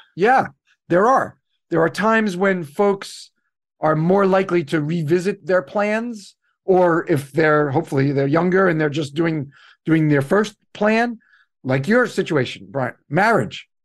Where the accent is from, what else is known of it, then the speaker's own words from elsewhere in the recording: New York City, New York, United States; I'm from New York City.